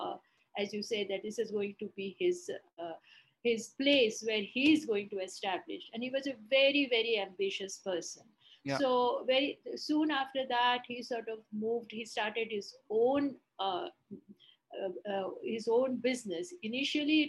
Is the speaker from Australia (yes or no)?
no; Ahmedabad, Gujarat, India; first language Bengali; English is a second language; I born, brought up everything in Ahmedabad